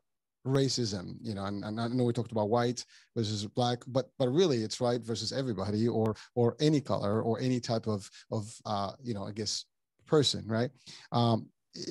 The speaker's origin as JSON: {"language": "English", "country": "Morocco", "moved": "yes", "lives_now": "New York, United States", "said": "I come from Morocco"}